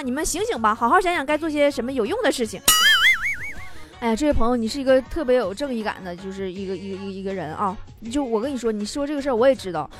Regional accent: Northeast China, China; accent: Northeastern (Dongbei); 我说话也是东北味儿， 我就是东北人呐

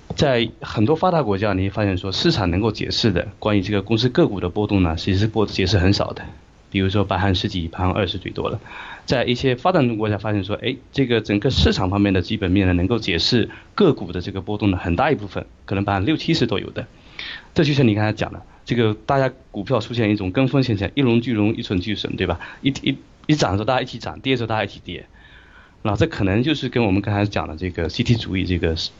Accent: China; moved away as an adult; also born or lived in Singapore; now in Sydney, Australia; 作为一个在从中国文化背景里面走出来的一个，一个知识分子

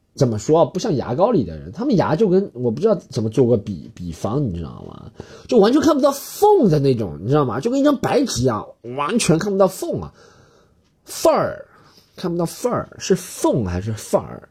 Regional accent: China; 老子就是中国人，不过洋节

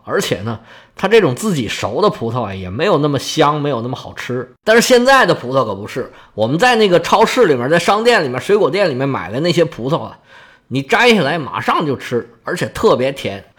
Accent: China; now in Guangdong, China; 我们中国人

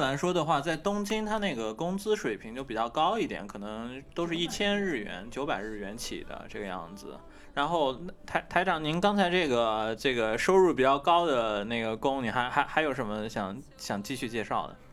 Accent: China; moved away as an adult; now in Japan; 作为中国人

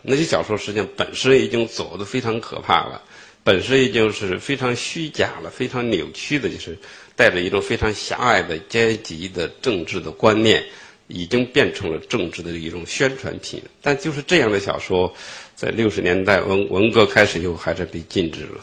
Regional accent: China; 因为我出生在五十年代的中期，当我有了记忆力的时候，也就是中国大陆经济最困难的时候

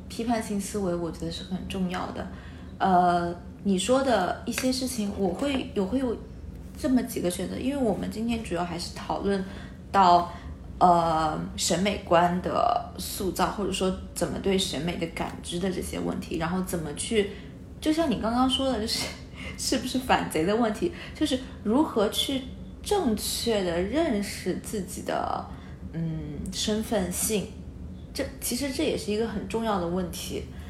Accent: China; 我们中国人，呃，我们是，从小接受到隶属教育是

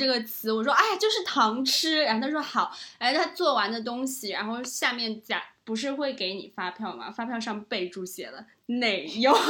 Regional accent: China; accent: Taiwanese Mandarin; also born or lived in Taiwan; 我说我真的听不懂，我不是台湾的人，我是大陆人。然后他还以为我开玩笑，因为我大四的时候那个口音就是和、

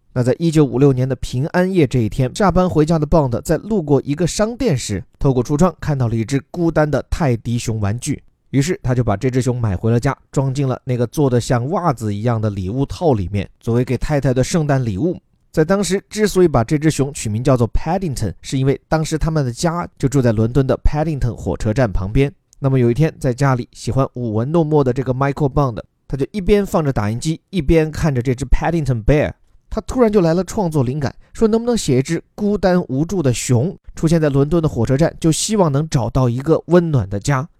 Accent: China; 我们中国人

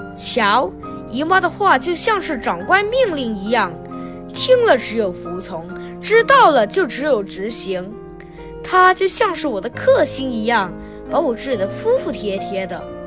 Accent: Hong Kong; 今年十一岁，我在香港英华小学上六年级

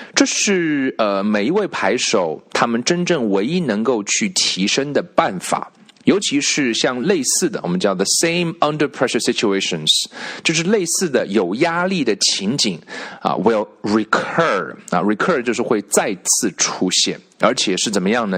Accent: China; 我们中国人

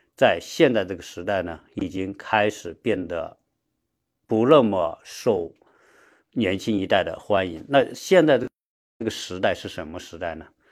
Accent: China; 我们国内的很多人啊，或者我们中国人吧

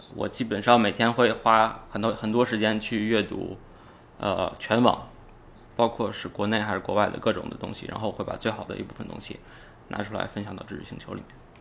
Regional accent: Inner Mongolia, China; also born or lived in Hohhot; 我是来自内蒙古，然后我，我觉得那就是我的家。呃，我们总是会，到在，回到国内，我们总是会回到那边去，去住嗯。而且我每年至少有半年的时间是在那，在那边

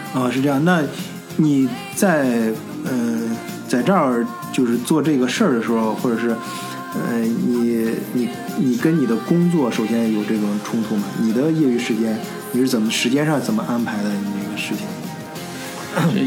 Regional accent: China; now in Germany; 我跟老张都是中国人

